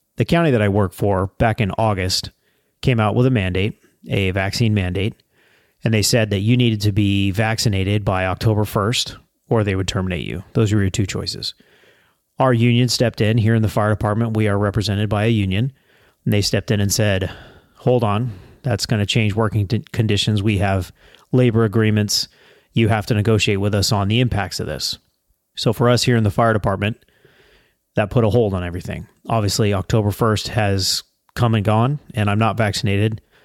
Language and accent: English; United States; as an American